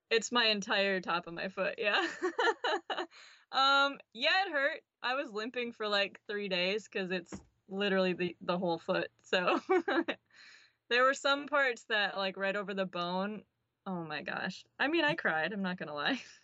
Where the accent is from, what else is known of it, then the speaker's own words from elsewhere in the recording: River Falls, Wisconsin, United States; moved away; I'm from River Falls, Wisconsin. It's a pretty small town